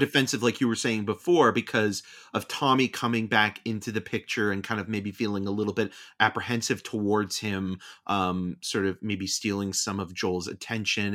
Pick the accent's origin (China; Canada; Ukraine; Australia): Canada; being Canadian